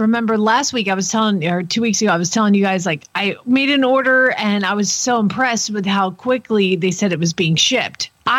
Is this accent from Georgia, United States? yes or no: yes; Atlanta, Georgia, United States; now in Oklahoma, United States; I grew up in Atlanta